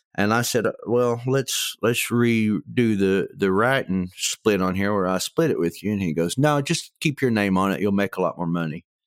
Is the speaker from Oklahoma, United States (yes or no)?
yes; Tecumseh, Oklahoma, United States; also born or lived in Stillwater, Oklahoma; where I grew up in Tecumseh, you could hear the highway from our house